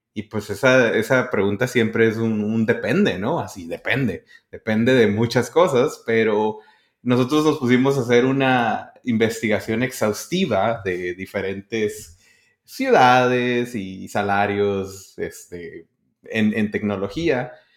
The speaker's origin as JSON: {"language": "Spanish", "region": "northern border", "country": "Mexico", "said": "Y yo de la frontera."}